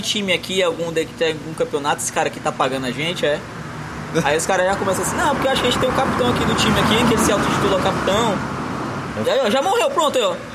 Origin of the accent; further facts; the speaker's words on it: Northeast Brazil, Brazil; accent: nordestino; Em nenhum momento zoaram do meu sotaque. Em nenhum momento zoaram que eu era nordestino